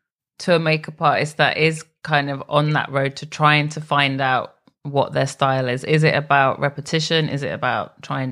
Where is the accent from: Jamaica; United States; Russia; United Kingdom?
United Kingdom; England; I'm English.